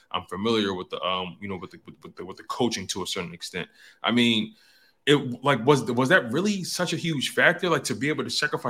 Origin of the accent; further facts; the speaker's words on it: Philadelphia, Pennsylvania, United States; You know, I'm from Philly.